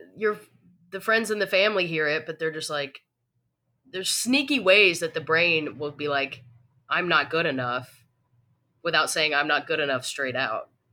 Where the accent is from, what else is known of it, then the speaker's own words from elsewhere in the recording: Tennessee, United States; moved away; I'm originally from Tennessee